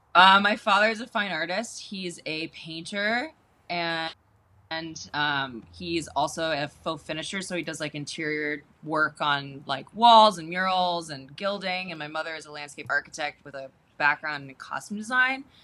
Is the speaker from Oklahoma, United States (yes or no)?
no; Baltimore, Maryland, United States; I was born in Baltimore, Maryland, mm-hmm on a farm